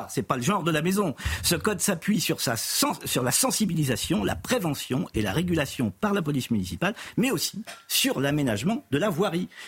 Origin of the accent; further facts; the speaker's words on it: Châtellerault, Nouvelle-Aquitaine, France; Je suis né à Châtellerault. Je suis à Châtellerault, dans la Vienne.